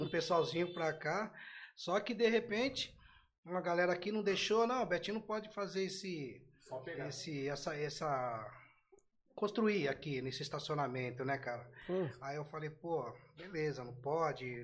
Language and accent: Portuguese; São Paulo, Brazil; Sou daqui da Zona Oeste, fui pra Zona Leste